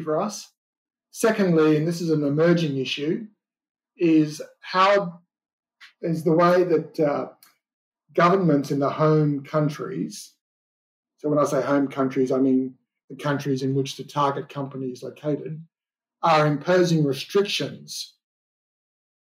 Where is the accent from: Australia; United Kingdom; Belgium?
Australia; my home country, Australia.